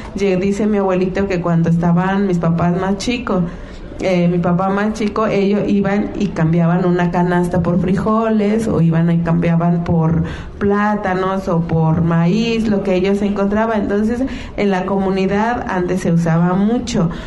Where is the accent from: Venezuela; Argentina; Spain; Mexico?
Mexico; Mixtec community, La Mixteca; nosotros, nuestra comunidad, la mixteca